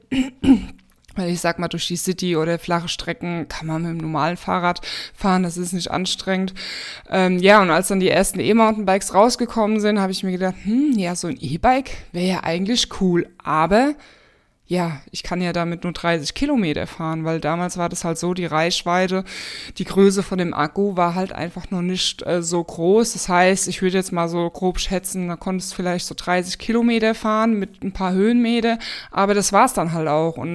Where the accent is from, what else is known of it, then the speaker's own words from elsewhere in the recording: Spessart, Germany; Und ja, hab so mit so meine Heimat eigentlich erkundet, weil ich sag mal im Spessart, ne, man fährt nicht bis in den tiefen Spessart rein mit dem Auto